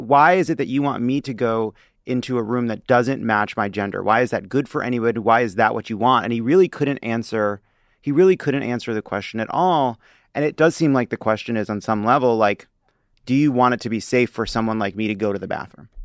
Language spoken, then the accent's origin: English; Long Island, New York, United States; I was born on Long Island